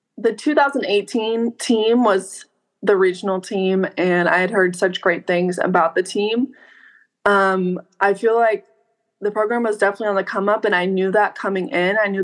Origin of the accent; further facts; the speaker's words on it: Norborne, Missouri, United States; moved away as an adult; also born or lived in Wichita, Kansas; now in Huntington, United States; I grew up in a really, really small town, Norbert, Missouri